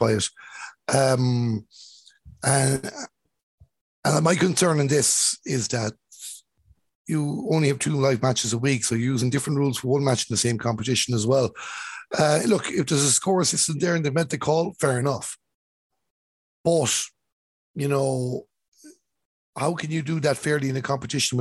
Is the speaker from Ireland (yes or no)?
yes; Galway, Connacht, Ireland; I was from Galway too